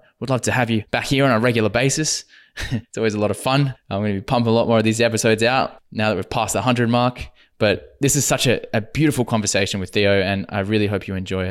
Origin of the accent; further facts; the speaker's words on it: Perth, Western Australia, Australia; moved away as an adult; I've only been back in Perth just over a year